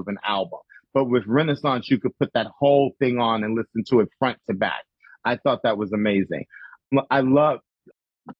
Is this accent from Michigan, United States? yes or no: no; Chicago, Illinois, United States; moved away; I'm from Chicago and I ride hard for people from Chicago. That's my hometown